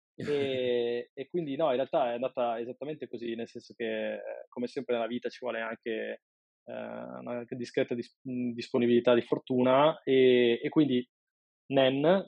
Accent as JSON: {"language": "Italian", "town": "Padua", "region": "Veneto", "country": "Italy", "said": "sono un padovano di 36 anni"}